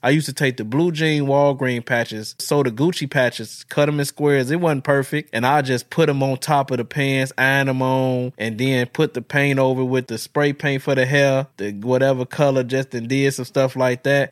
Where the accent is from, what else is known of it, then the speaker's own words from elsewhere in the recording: Chicago, Illinois, United States; now in Madison, United States; I was born and raised in Chicago